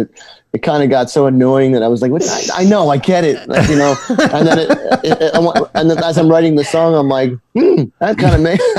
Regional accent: New Jersey, United States; Italian. Most of us are Italian. But hey, we're from Jersey, so it's okay.

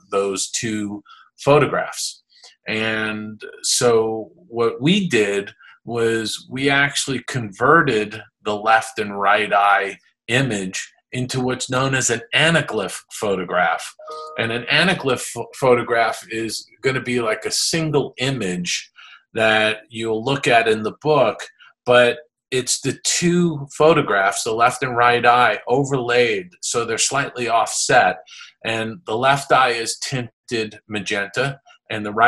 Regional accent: East Coast of the United States, United States; I grew up on the East Coast of the United States

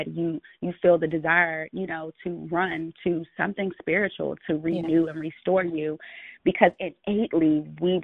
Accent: United States; I'm American

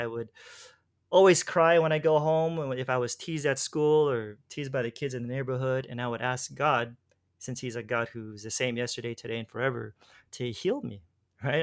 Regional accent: Los Angeles, California, United States; moved away as an adult; now in Philippines; I'm from, originally from Los Angeles

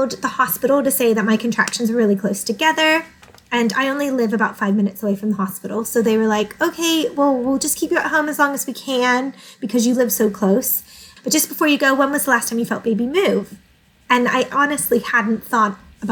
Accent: United States; moved away as an adult; now in England; I'm originally from the States, although my mum is English

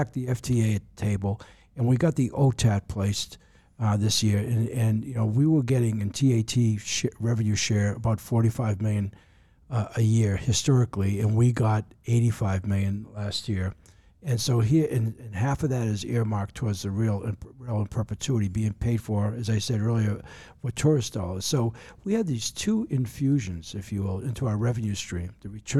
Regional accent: Boston, Massachusetts, United States; now in Honolulu, United States; where I grew up in the Boston area

